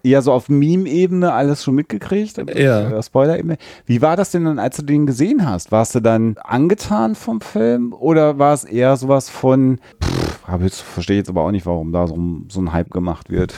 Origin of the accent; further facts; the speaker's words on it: Germany; Ich komme ja eher aus dem äh, Hannoveraner ostwestfälischen Raum.